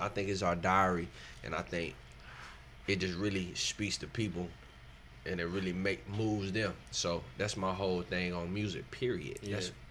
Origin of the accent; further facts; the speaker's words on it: South Carolina, United States; I'm from South Carolina